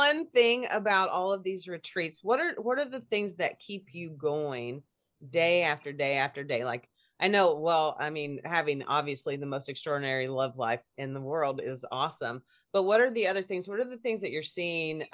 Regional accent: Kentucky, United States; I grew up in Kentucky in the middle of nowhere

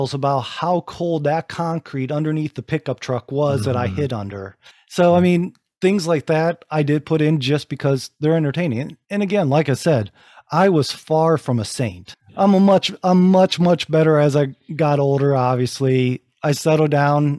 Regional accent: Rising Sun, Ohio, United States; moved away; back in my hometown, back in my actual family property

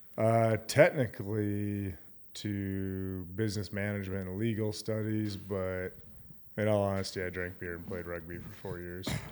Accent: Gillette, Wyoming, United States; also born or lived in Nevada / North Dakota / South Dakota / Utah; Gillette's my hometown

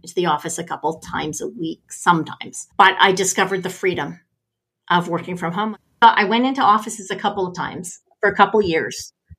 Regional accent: Canada; I'm a Canadian

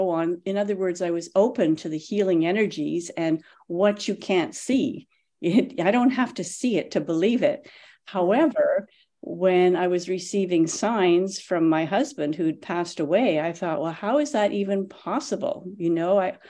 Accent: Canada; moved away as an adult; now in Tulsa, United States; I've only been here a couple of years. I'm from Canada originally

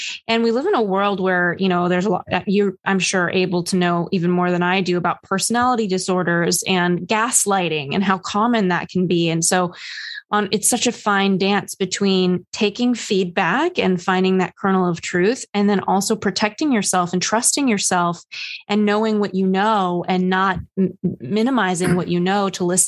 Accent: New York, United States; Oh my gosh. I hit a low as a New Yorker, Ethan, just the other day.

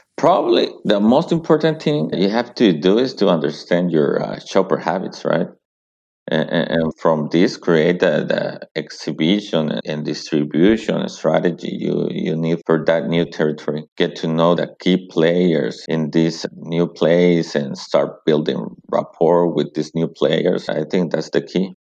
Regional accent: Mexico; English is a second language; moved away as an adult; also born or lived in Seattle, United States; now in United States; I was born in Mexico, but very close to the US Mexico border.

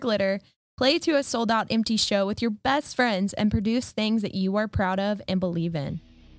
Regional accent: Oklahoma, United States; We're Oklahomies

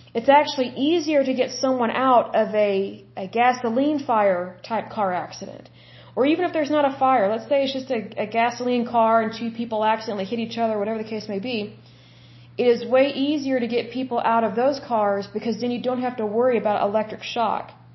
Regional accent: United States; us, the American people

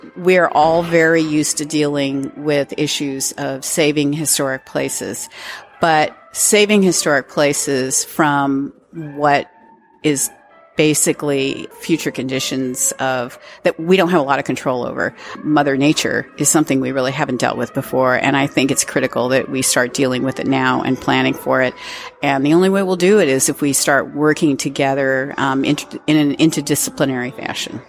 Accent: California, United States; being a Californian

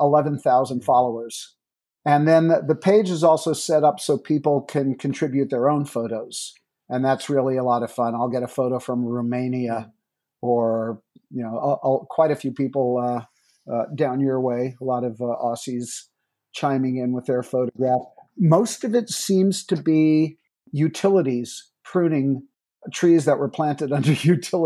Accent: New York, United States; moved away; I'm a New Yorker originally

